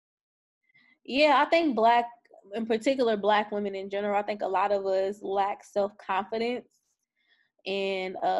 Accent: Louisville, Kentucky, United States; moved away; Louisville, Kentucky. That's where I'm my hometown, that's where I'm from.

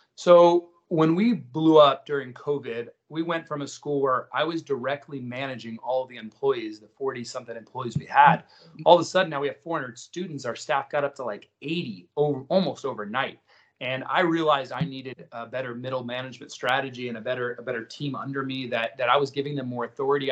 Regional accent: Miami, Florida, United States; I was born in Miami

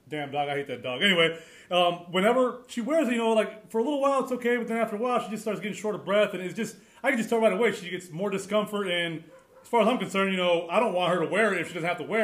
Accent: United States; moved away as an adult; I was raised in the States, but I am not American. I wasn't born in the States. I am not a citizen of the United States. I don't even live in the United States. But I grew up there since I was 2 years old

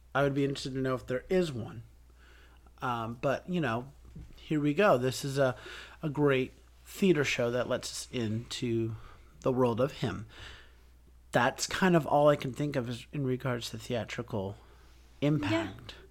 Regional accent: United States; growing up in America

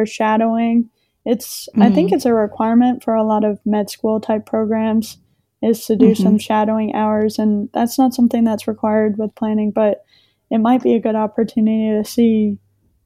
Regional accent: Maine, United States; the community that I grew up in Maine

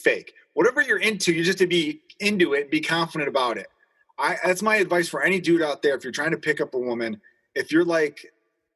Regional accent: Chicago, Illinois, United States; I grew up in Chicago during the 90s

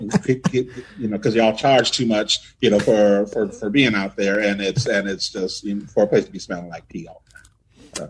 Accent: San Diego, California, United States; moved away as an adult; now in Phoenix, United States; my hometown, San Diego

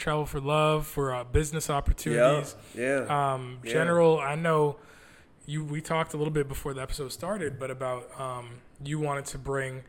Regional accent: Canada; Like I'm Canadian and I didn't go to I didn't go to HBCU. I didn't even go to U.S. college.

